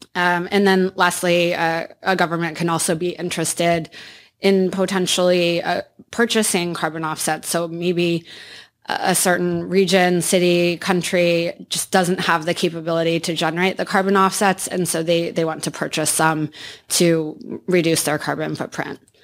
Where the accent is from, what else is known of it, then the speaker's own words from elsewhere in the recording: Iowa, United States; I grew up in Iowa